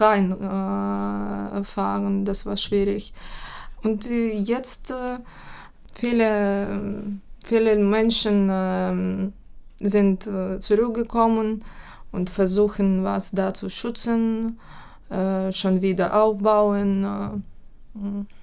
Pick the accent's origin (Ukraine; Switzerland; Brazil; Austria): Ukraine; German is a second language; moved away as an adult; now in Hamburg, Germany; meiner Heimatstadt. Mm, diese Stadt äh, befindet sich 50, ähm, mm, Kilometer, ja, 50 Kilometer entfernt von russischer Grenze